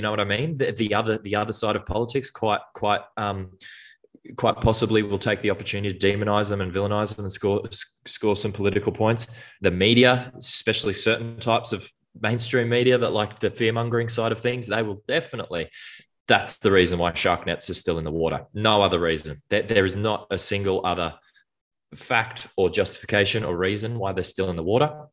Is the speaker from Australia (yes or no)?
yes; Brisbane, Queensland, Australia; I grew up in Brisbane, went to the Gold Coast, went to the Sunshine Coast regularly for school